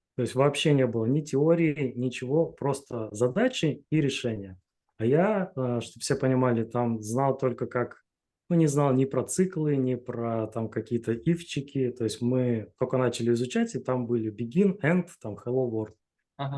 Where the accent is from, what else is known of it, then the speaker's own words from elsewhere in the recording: Chelyabinsk, Chelyabinsk Oblast, Russia; moved away as an adult; now in Saint Petersburg, Russia; Да, я из Челябинска родом